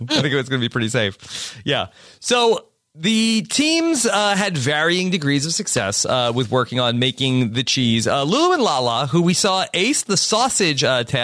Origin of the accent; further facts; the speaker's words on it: Texas, United States; I wake up, I think God, I'm alive, and I think God, I'm a, I'm a Texan.